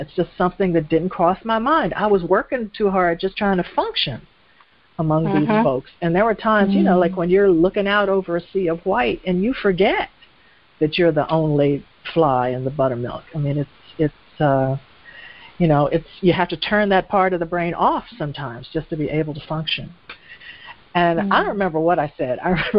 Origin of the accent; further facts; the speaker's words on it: United States; also born or lived in Europe; I lived there for several years, and, you know, I had the double-edged sword by being American.